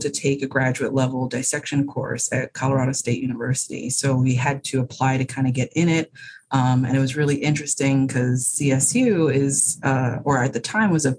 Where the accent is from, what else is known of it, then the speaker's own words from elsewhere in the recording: Bahamas; moved away as an adult; now in United States; I was born and raised in the Bahamas